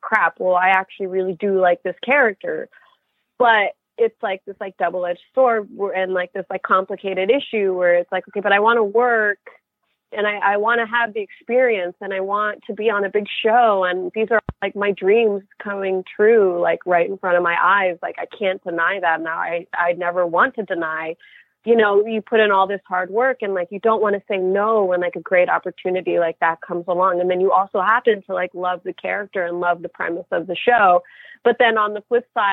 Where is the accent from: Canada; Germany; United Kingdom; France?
Canada; moved away as an adult; now in New York, United States; I'm a Canadian actress living in New York